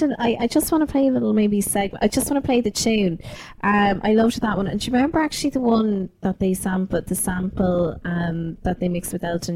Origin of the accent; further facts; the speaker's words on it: Ireland; as an Irish Catholic middle-class teen